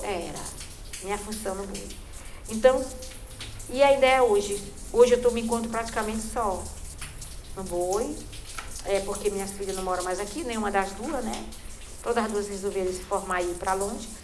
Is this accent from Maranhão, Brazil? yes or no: yes; Cachoeira Grande, Maranhão, Brazil; moved away; also born or lived in São Luís island; Eu nasci no interior da região do Munim, por nome Pindobal, que é município de Cachoeira Grande. Hoje se chama Cachoeira de Morros